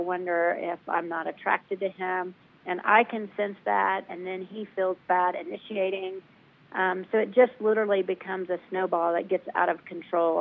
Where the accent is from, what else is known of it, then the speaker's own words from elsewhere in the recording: the South, United States; I'm from the South